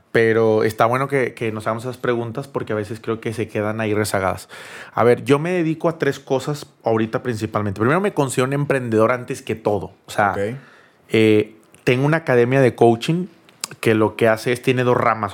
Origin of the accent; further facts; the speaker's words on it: Monterrey, Nuevo León, Mexico; also born or lived in Cancún; yo soy de Monterrey